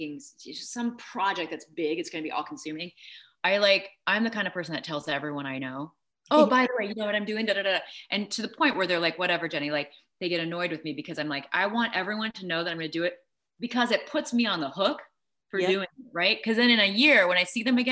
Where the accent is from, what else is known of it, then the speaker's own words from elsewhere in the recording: Peoria, Illinois, United States; I grew up in Peoria, Illinois